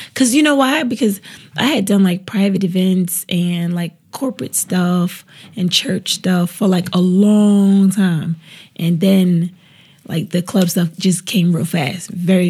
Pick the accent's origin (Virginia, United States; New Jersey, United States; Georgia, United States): New Jersey, United States; I'm from Jersey. I'm from up top.